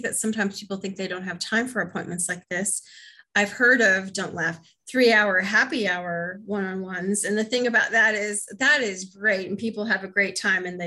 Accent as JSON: {"language": "English", "region": "Midwest", "country": "United States", "accent": "Midwest", "said": "So I'm on there with my Midwest accent"}